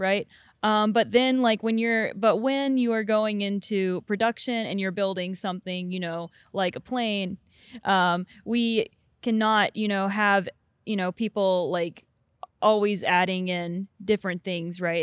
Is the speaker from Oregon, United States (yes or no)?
no; Atlanta, Georgia, United States; I'm from Atlanta